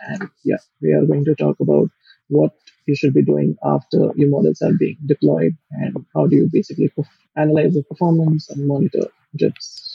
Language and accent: English; India; also born or lived in Oxford / Japan; I'm from India